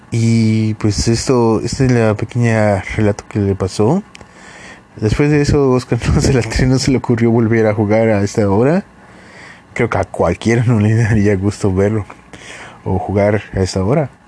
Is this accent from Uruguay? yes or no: no; Yucatán, Mexico; es como todo yucateco, yo duermo en una hamaca.